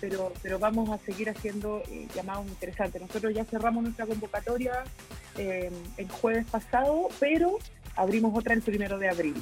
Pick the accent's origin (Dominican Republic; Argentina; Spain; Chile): Chile; somos como chilenos